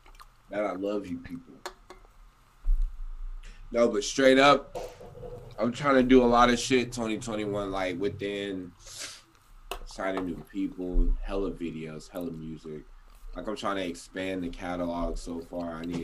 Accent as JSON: {"language": "English", "region": "Alabama", "country": "United States", "said": "Hell yeah, I'm from Alabama, dude. Like, I mean, I've lived in hella places, but I've never lived anywhere like California."}